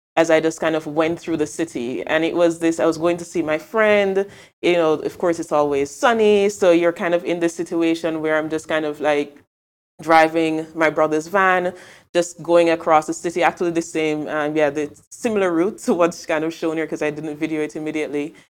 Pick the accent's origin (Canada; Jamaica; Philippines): Jamaica; Mandeville, Manchester; moved away as an adult; also born or lived in Kingston, Jamaica; now in Amsterdam, Netherlands; I'm not from Kingston, I'm from Mandeville in Jamaica, but Jamaica, where I'm from.